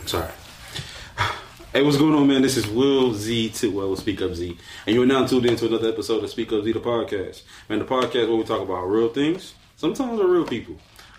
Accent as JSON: {"language": "English", "region": "Arkansas", "country": "United States", "said": "we're from Arkansas"}